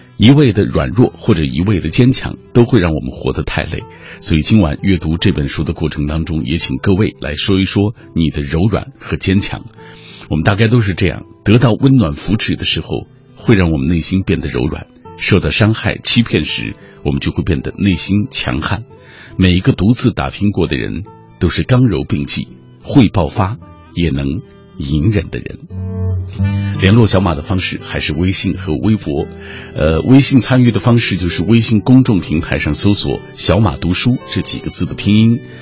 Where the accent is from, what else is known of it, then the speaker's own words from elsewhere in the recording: China; 按照我们中国人的传统，付出正月，这都不算过完年